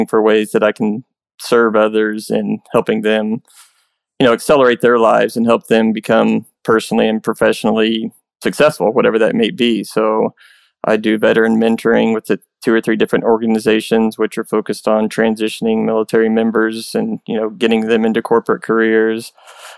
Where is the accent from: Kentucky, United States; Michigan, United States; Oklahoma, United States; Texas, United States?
Oklahoma, United States; Tulsa; also born or lived in Broken Arrow; This last one I actually got to do in my hometown, the first one in Tulsa